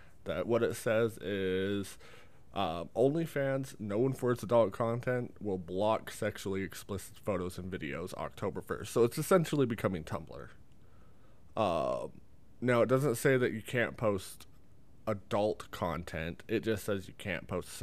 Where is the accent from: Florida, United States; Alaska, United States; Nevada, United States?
Nevada, United States; I was born in Nevada